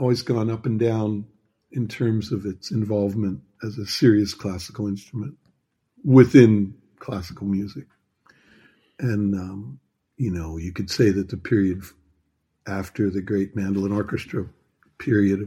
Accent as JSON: {"language": "English", "country": "United States", "moved": "yes", "lives_now": "Germany", "said": "being an American"}